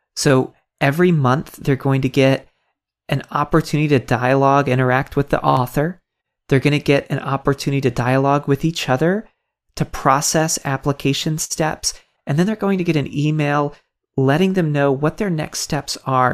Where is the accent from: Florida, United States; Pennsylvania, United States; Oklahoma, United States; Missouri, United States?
Florida, United States; Tampa; I grew up in Tampa, Florida